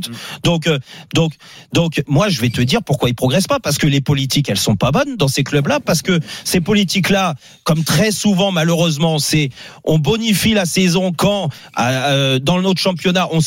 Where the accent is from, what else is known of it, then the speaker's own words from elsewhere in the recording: France; En tant que Français, je suis pas supporter de Rennes